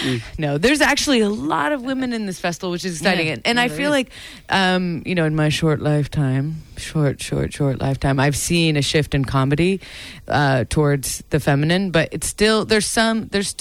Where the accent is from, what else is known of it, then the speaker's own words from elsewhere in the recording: United States; I've always apologized for being American